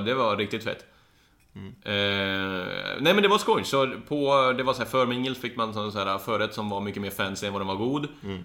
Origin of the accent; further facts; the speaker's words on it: Karlstad, Värmland, Sweden; moved away; Var hemma i Karlstad